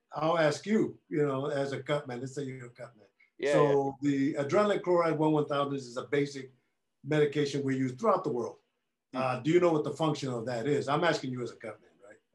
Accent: Oakland, California, United States; we're both from Oakland, the Bay Area

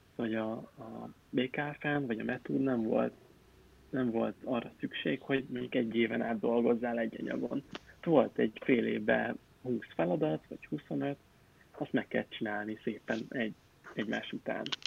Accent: Pécs, Baranya, Hungary; moved away; én Pécsi vagyok

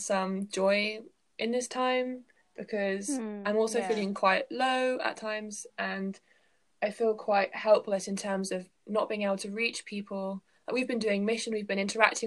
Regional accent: England, United Kingdom; I am from England.

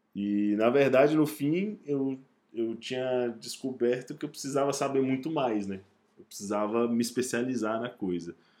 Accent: Brazil; um cara do Brasil

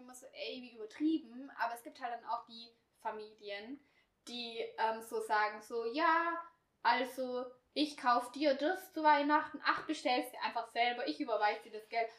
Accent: Swabia, Baden-Württemberg, Germany; accent: Swabian; ich spreche halt nicht das breiteste Schwäbisch

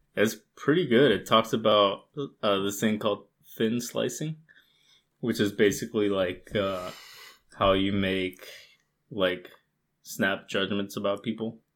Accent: United States; my family was like the only Mexican family in the states.

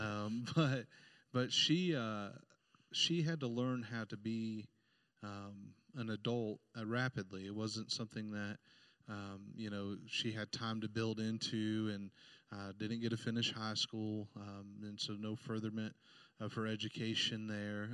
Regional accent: Indianapolis, Indiana, United States; I was born uh, in Indianapolis, downtown uh, Indiana, and and we grew up on the just the outskirts of of that city

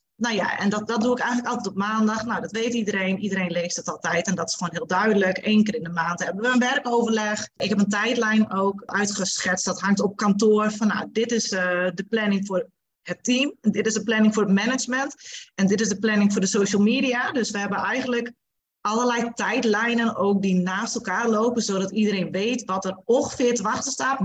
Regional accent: Friesland, Netherlands; now in Bedum, Netherlands; Ik kom oorspronkelijk uit Friesland, woon sinds eh, nou ja, heel wat jaartjes inmiddels al in beden

